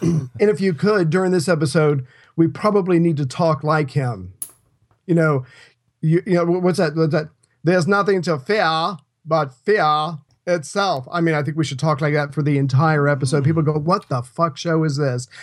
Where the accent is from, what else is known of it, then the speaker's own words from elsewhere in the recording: United States; I'm an American